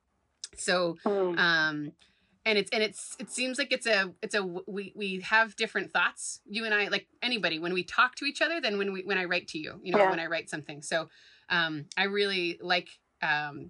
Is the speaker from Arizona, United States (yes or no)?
no; Providence, Rhode Island, United States; in Providence, my hometown.